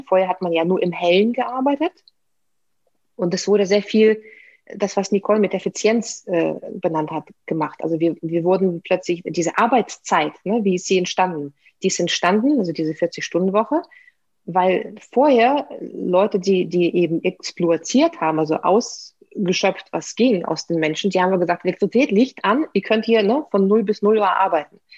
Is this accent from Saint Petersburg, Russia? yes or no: yes; Saint Petersburg, Russia; German is a second language; moved away as an adult; Ich, ich bin Russin, also ich bin in, in der Sowjetunion geboren, in der Stadt, die damals noch Leningrad hieß. Dann wurde sie St. Petersburg umbenannt.